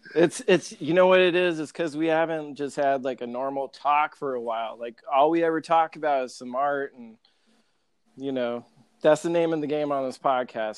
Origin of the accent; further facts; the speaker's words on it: Grand Island, Nebraska, United States; my hometown, Grand Island